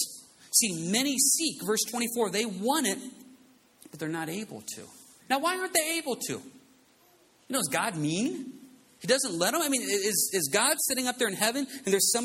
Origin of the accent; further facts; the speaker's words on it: United States; We are an American society